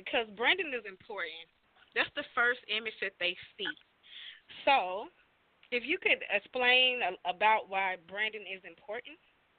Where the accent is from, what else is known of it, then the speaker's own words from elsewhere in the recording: the South, United States; I'm from the South.